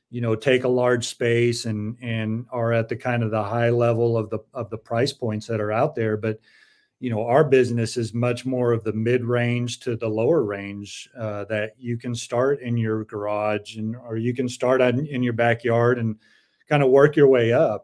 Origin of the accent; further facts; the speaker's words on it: San Diego, California, United States; I grew up in San Diego